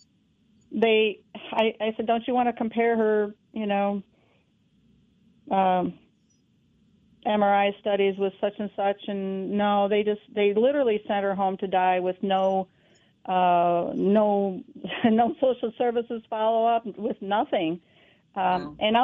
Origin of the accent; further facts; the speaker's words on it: New York, United States; moved away; I'm from New York State